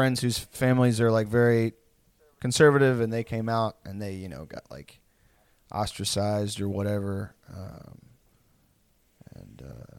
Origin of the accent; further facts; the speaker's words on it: the South, United States; I'm not a redneck really, but like I am most certainly from the South